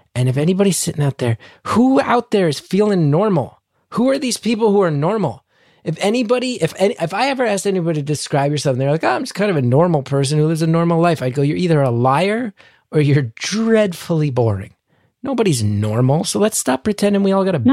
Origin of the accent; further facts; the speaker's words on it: New York City, New York, United States; I lived in Queens, beautifully diverse